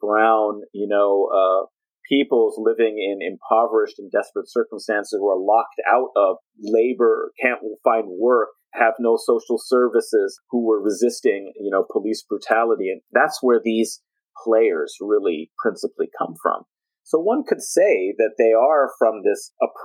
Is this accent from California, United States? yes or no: yes; San Jose, California, United States; moved away; I'm also originally from the Bay Area, South Bay, San Jose